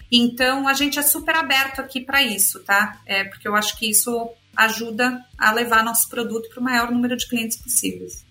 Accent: São Paulo, Brazil; moved away as an adult; also born or lived in Argentina / United States; sou aqui de São Paulo, é, mas morei muito tempo fora do país. Eu, quando era pequena morei na Argentina, depois fiz faculdade aqui em São Paulo

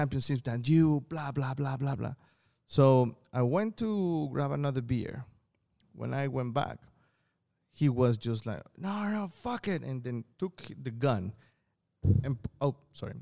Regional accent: Colima, Mexico; now in Shenzhen, China; my grandma's house in Coquimatlan, which is a small town in Colima, right, on my hometown

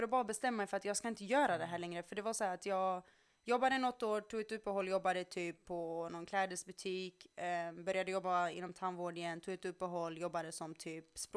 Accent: Skåne, Sweden; Men jag flyttade från eh, Skåne till Göteborg för att flytta tillbaka till Skåne, sen upp till Stockholm.

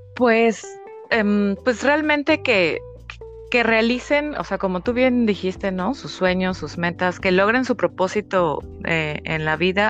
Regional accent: Mexico; moved away as an adult; now in Paris, France; como buena mexicana, ¿no? Después de estar 31 años viviendo por allá

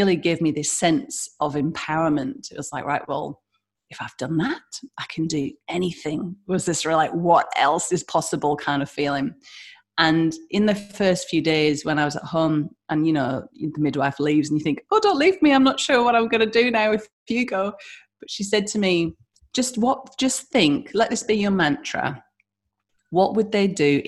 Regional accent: United Kingdom; now in Western Australia, Australia; as you can hear my accent, I'm from the UK

